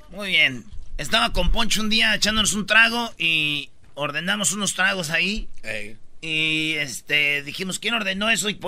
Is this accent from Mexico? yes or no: yes; Mexico; México, güey. Perdón por mi acento.